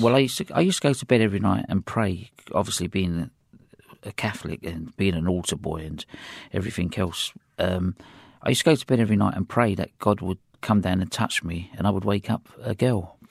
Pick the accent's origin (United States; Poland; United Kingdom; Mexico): United Kingdom; England; accent: English; my English accent